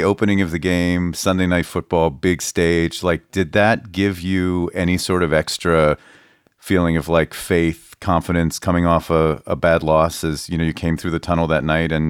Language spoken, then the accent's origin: English; Pittsburgh, Pennsylvania, United States; I grew up in Pittsburgh